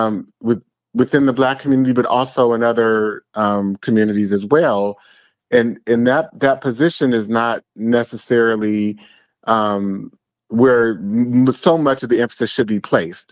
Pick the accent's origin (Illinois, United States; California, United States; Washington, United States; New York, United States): California, United States; San Francisco Bay Area; I am from the San Francisco, Oakland Bay area